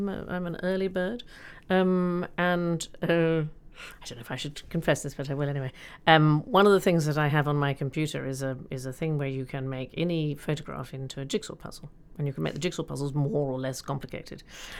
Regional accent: United States; And my American background growing up in America, my father was a journalist and we traveled.

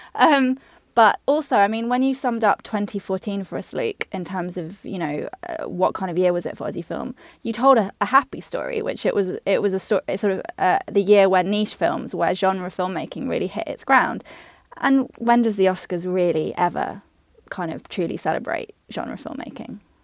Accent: United Kingdom; now in Australia; I'm a Brit

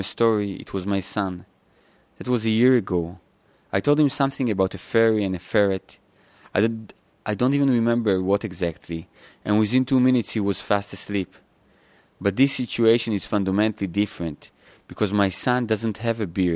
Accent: Israel

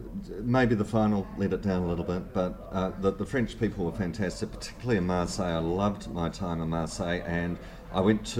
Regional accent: New Zealand; I am a New Zealander.

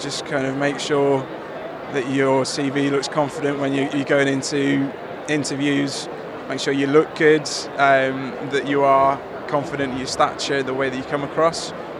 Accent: North Wales, United Kingdom; also born or lived in Golders Green; now in London, United Kingdom; currently living in Golders Green, but originally from North Wales.

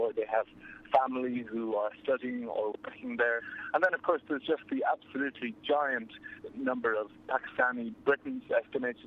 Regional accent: Ireland; Yes, I'm Irish

